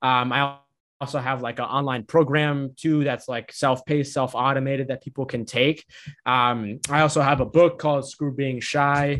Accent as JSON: {"language": "English", "town": "Boston", "region": "Massachusetts", "country": "United States", "tie": "born or raised there", "said": "I'm a son of immigrants from Egypt. I grew up on the East Coast in Massachusetts, Boston"}